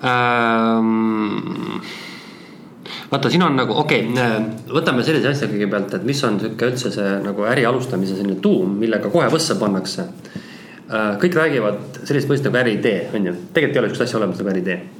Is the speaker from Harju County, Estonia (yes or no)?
yes; Tallinn, Harju County, Estonia; born there; also born or lived in countryside; tuhka, ma olen ka maal elanud, kuigi Tallinnas sündinud